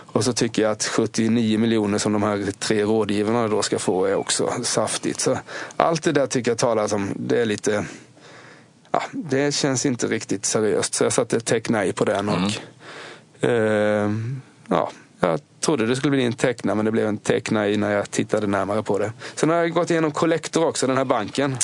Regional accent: Sweden; Jag är från Småland

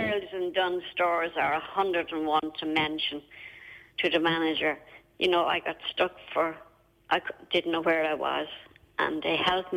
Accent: Dublin, Leinster, Ireland; also born or lived in Meath; now in Wexford, Ireland; we are originally from Dublin, and well, born and reared right beside Camanum Jail, and we moved then to Mead

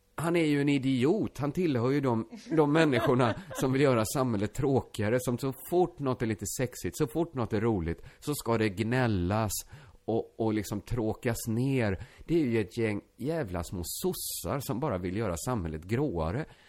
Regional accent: Borås, Västra Götaland, Sweden; när jag växte upp i Borås innerstad

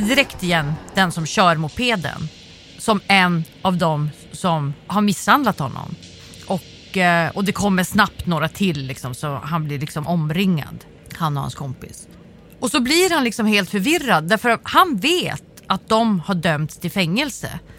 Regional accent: Sweden; Där jag är uppvuxen i Sverige med en stat som jag litar på

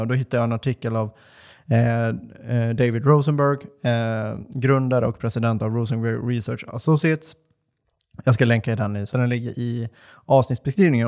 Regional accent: Dalarna County, Sweden; Jag är från Dalarna

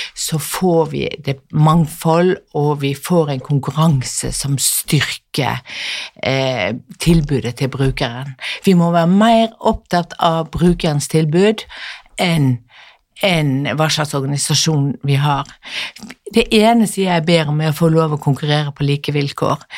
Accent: Western Norway, Norway; moved away; also born or lived in Bærum; Jeg er jo vestlending sjøl

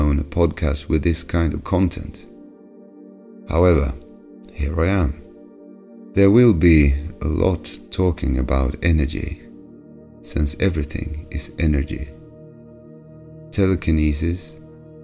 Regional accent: Sweden; English is a second language; I'm from Sweden

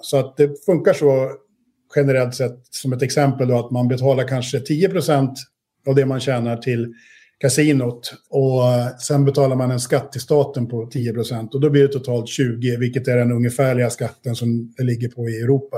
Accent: Sweden; moved away as an adult; jag har ju bott utanför Sverige i snart 25 år. Mm. Um, och, eh, men jag är trots allt ändå svensk

